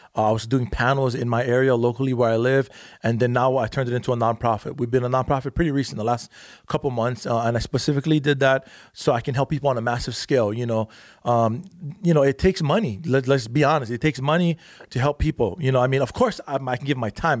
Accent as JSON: {"language": "English", "area": "Big Island", "region": "Hawaii", "country": "United States", "tie": "born or raised there", "moved": "as an adult", "lives_now": "California, United States", "said": "I'm from the Big Island"}